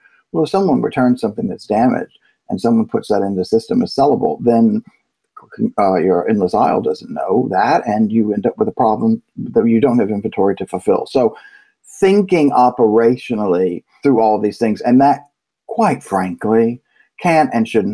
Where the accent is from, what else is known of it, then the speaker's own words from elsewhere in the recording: Virginia, United States; I'm from Virginia, so my English is terrible.